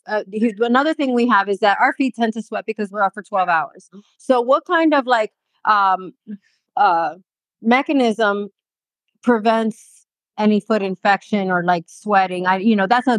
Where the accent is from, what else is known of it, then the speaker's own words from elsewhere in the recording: Florida, United States; I'm from Florida